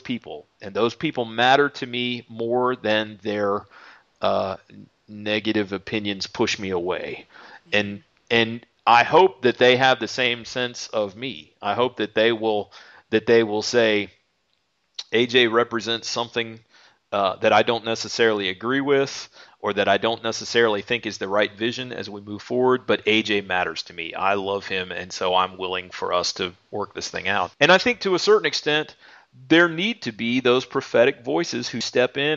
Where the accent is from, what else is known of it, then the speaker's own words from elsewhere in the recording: United States; we as American Christians living in the 21st century